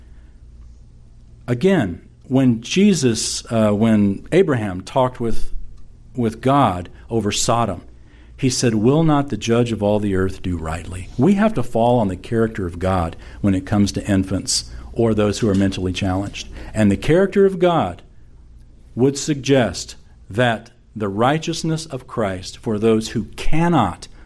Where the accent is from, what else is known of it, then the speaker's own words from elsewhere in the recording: the Bible Belt of the United States, United States; me growing up in the Bible Belt of the United States of America